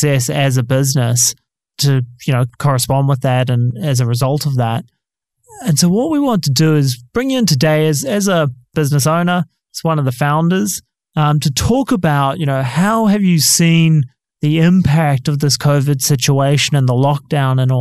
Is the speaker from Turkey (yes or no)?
no; New Zealand; I'm from New Zealand